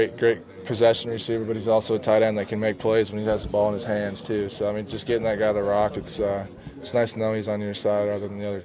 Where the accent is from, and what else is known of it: Lake Stevens, Washington, United States; born or raised there